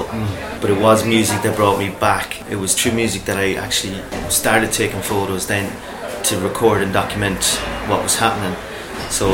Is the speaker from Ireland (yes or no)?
yes; Grange, Connacht, Ireland; I'm from Grange, lived in Grange most of my adult life